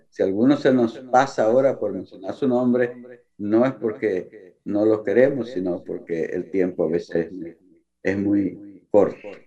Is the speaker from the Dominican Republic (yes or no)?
yes; Dominican Republic; desde esta importante provincia del este de nuestro país.